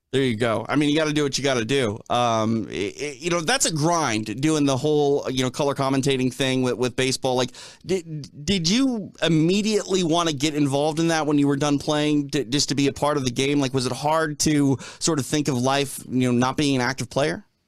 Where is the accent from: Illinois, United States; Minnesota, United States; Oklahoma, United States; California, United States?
Minnesota, United States; Minneapolis; I grew up in Minneapolis